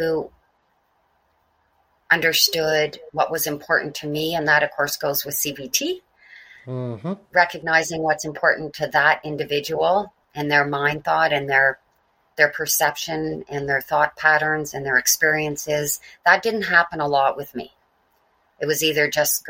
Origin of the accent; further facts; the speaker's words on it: Mississauga, Ontario, Canada; I was born in Port Credit, Ontario